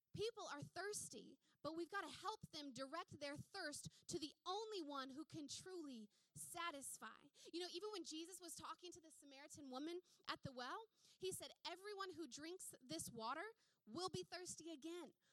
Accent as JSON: {"language": "English", "country": "United States", "tie": "born or raised there", "moved": "yes", "said": "America is the country I was raised in. It's the country I was educated in. It's the country that shaped this accent of mine."}